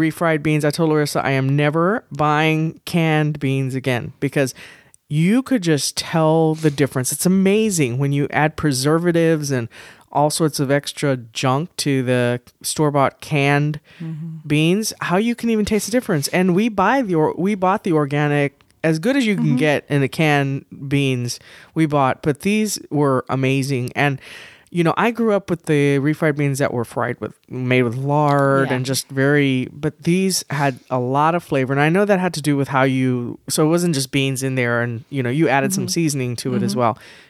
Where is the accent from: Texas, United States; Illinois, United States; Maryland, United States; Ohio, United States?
Texas, United States; San Antonio; So I am Hispanic. I grew up in San Antonio, and my grandparents, at least half of them, were from Mexico. Actually, 75% of them were from Mexico. My other one was, my grandfather was from Central America.